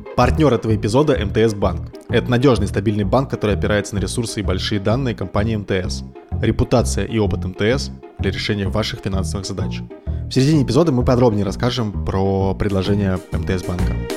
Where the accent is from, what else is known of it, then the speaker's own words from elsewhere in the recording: Moscow, Russia; moved away; ну, мы из Москвы.